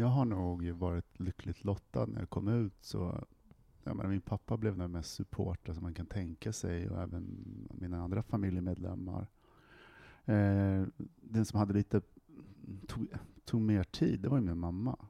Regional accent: Västerås, Västmanland, Sweden; I Västerås, där jag kommer ifrån

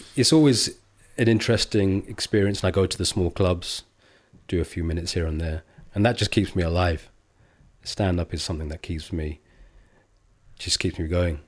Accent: England, United Kingdom; when I grew up, I was born in the seventies, mid-seventies. It was very diff-, England was a very different place

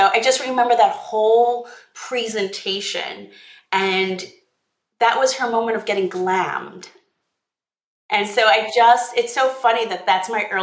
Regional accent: Long Island, New York, United States; was born on Long Island in New York

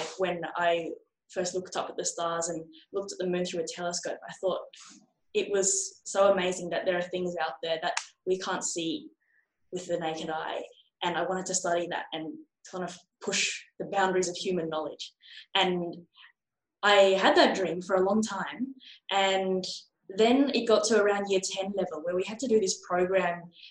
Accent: Australia; my hometown and across Australia

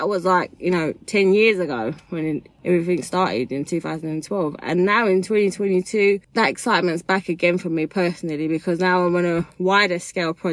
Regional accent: London, United Kingdom; I'm from Newham.

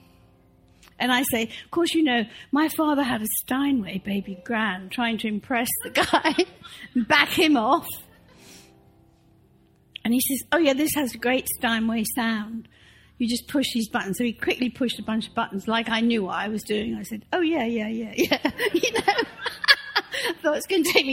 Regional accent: England, United Kingdom; moved away; I grew up in the Church of England

